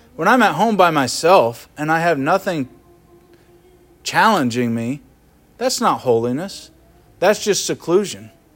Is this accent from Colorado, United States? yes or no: no; Kansas City, Missouri, United States; now in Twin Cities, United States; I grew up in Kansas City, metropolitan area